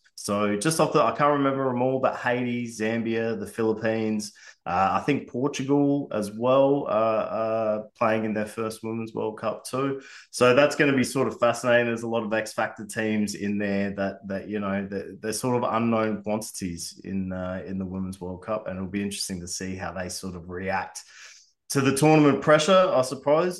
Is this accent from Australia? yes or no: yes; Australia; as an Australian